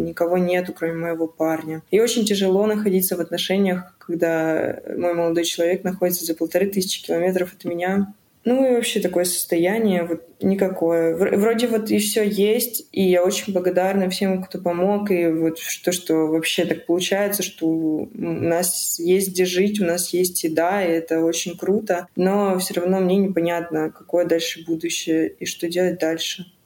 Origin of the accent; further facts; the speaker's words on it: Balakliia, Kharkiv Oblast, Ukraine; moved away as an adult; also born or lived in Odesa; now in Berlin, Germany; Я вообще из Харьковской области, я с Балаклеи.